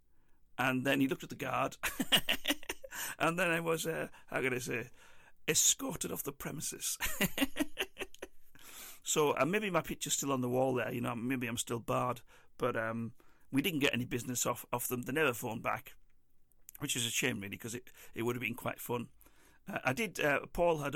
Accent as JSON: {"language": "English", "region": "England", "country": "United Kingdom", "said": "The only plus thing that I had for me while I was over there was being English"}